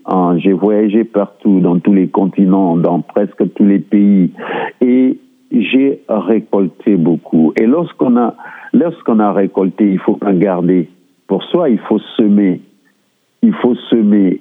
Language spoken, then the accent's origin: French; Republic of the Congo; moved away as an adult; now in Surrey, Canada; Je suis du Congo-Brazzaville et je suis arrivé au Canada en 2001